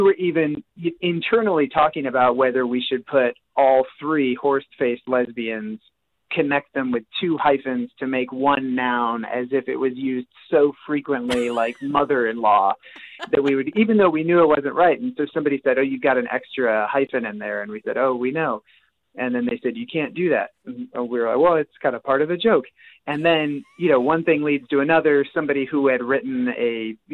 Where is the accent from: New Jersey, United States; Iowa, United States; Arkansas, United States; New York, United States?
Iowa, United States; outside Des Moines; moved away as an adult; also born or lived in Philadelphia, Pennsylvania; I grew up outside Des Moines